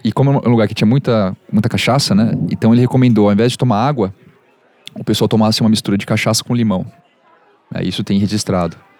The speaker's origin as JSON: {"language": "Portuguese", "country": "Brazil", "said": "eu, como brasileiro"}